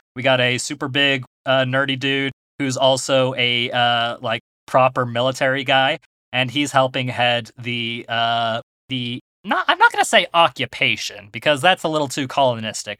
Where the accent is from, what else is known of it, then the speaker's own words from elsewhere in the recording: United States; We're American.